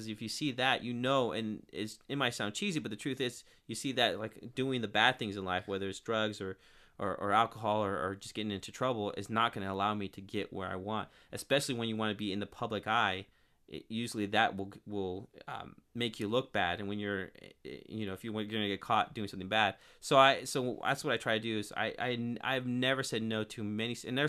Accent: Turlock, California, United States; now in Modesto, United States; I'm from Turlock, and then I moved to Modesto when I was 21. I'm 30 now.

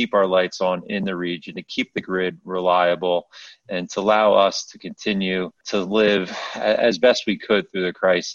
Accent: Pennsylvania, United States; I'm from Pennsylvania

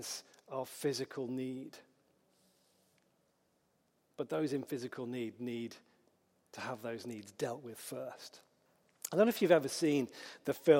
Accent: Hoylake, North West England, United Kingdom; accent: Scouse; I grew up on the Wirral in Merseyside, in Hoylake

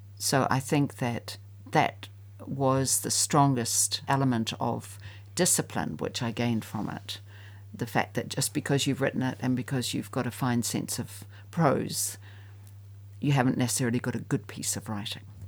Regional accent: New Zealand; I'm a New Zealander

